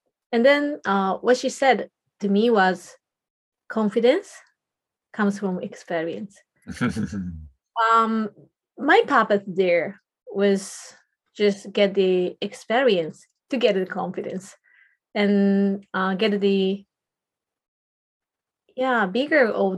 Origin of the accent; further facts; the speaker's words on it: Japan; first language Japanese; English is a second language; So Japanese is my mother tongue, and I think it's quite different.